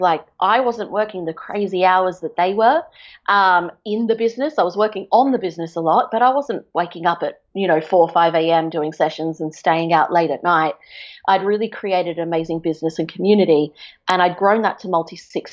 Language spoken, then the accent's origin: English; Australia; moved away as an adult; also born or lived in England; now in Portugal; we were going to move to Australia when I was 4